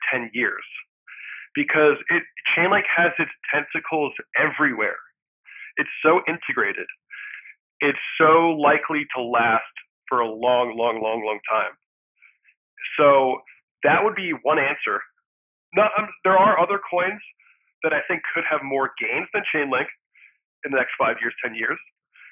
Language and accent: English; United States; also born or lived in Philadelphia / Los Angeles; I live in the U.S. I was born in the U.S., but I am also a Swedish citizen